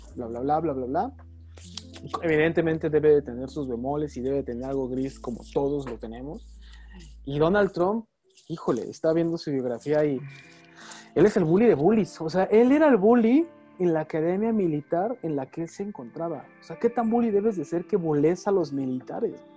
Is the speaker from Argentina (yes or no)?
no; Mexico; nosotros como mexicanos